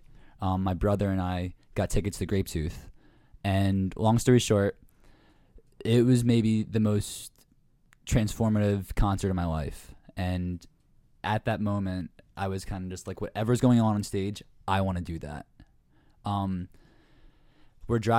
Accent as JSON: {"language": "English", "town": "Bristol", "region": "Pennsylvania", "country": "United States", "said": "Bristol, yeah, I'm from Bristol, so, yeah. Bristol Borough. It's 30 minutes from Philadelphia."}